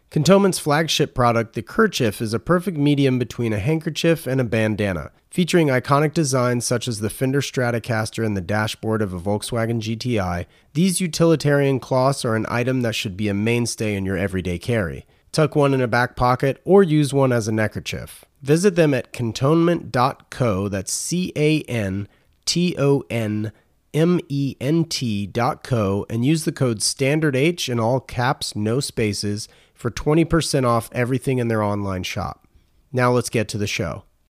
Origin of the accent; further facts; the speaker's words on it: North Carolina, United States; I'm from North Carolina